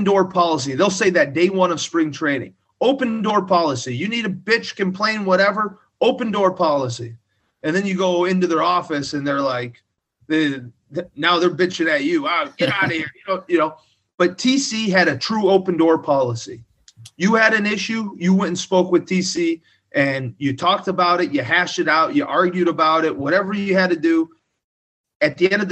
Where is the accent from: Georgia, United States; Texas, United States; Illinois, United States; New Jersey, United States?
Illinois, United States; Southern; moved away as an adult; Growing up in Southern Illinois.